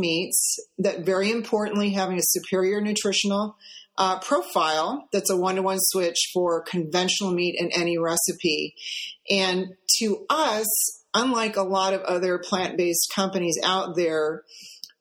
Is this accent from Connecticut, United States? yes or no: no; St. Louis, Missouri, United States; We grew up in St. Louis, Missouri